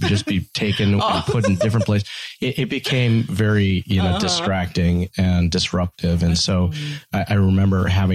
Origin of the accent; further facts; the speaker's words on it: United States; first generation American